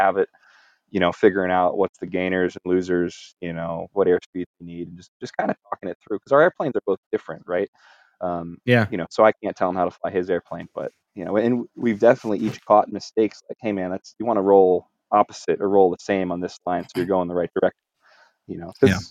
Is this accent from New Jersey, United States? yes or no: yes; New Jersey, United States; moved away; I'm originally from New Jersey